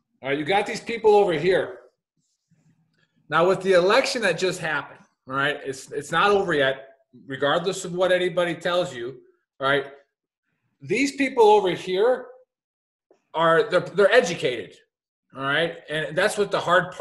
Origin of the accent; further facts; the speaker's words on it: Milwaukee, Wisconsin, United States; Born and raised in Milwaukee, Wisconsin.